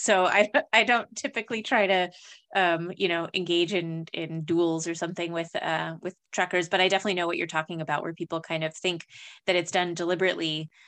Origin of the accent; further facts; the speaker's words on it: New Mexico, United States; growing up in New Mexico